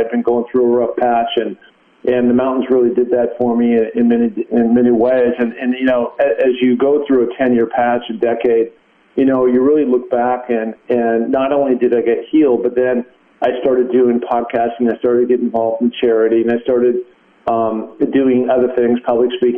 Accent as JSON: {"language": "English", "town": "Seattle", "region": "Washington", "country": "United States", "tie": "born or raised there", "also_born_or_lived": "Los Angeles", "moved": "as an adult", "said": "I moved out of Seattle, as you know, my hometown."}